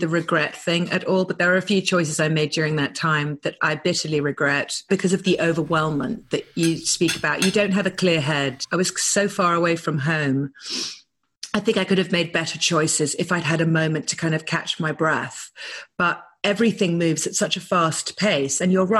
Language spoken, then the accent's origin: English; United Kingdom; now in Malibu, United States